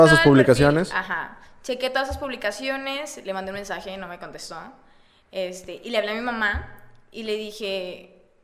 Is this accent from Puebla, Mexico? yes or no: no; Sabinas, Coahuila, Mexico; moved away as an adult; also born or lived in Saltillo; now in Monterrey, Mexico; yo salí de Sabinas a Saltillo a, estudiar y luego ya de ahí me, pasé a Monterrey.